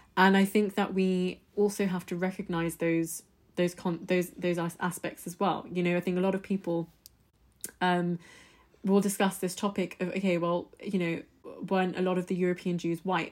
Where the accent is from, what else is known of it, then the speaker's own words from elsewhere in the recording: United Kingdom; my background, I'm British Indian. So, my parents, we're, we're Indian, we're Hindus, we're Punjabis.